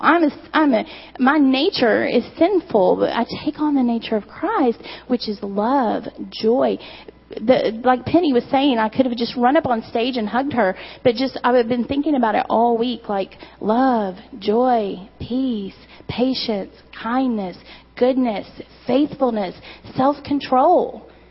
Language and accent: English; Eastern Kentucky, United States; I'm from Eastern Kentucky